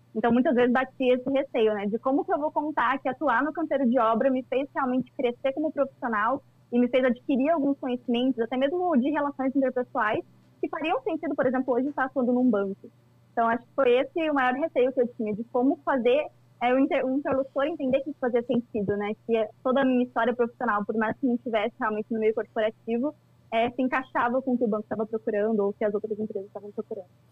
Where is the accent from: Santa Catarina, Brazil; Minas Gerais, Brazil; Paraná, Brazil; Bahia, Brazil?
Paraná, Brazil; Cascavel; sou natural de Cascavel, no interior do Paraná